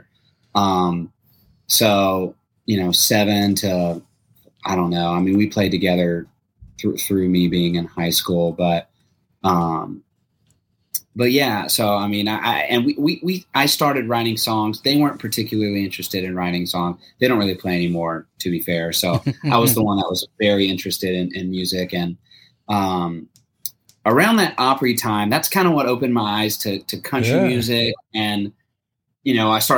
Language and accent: English; Baton Rouge, Louisiana, United States; moved away; I grew up in Baton Rouge